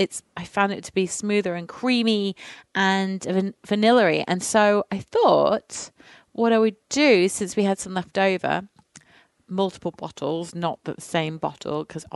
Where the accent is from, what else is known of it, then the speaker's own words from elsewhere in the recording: near the Pennines, the north of England, United Kingdom; moved away; I'm from England, as we all as the people know, but I'm actually from the north of England in a hilly part near the Pennines. So it does get really bitterly cold in the winter.